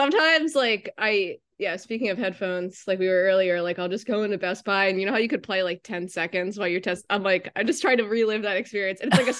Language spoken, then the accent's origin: English; Media, Pennsylvania, United States; Oh, I'm from Delco.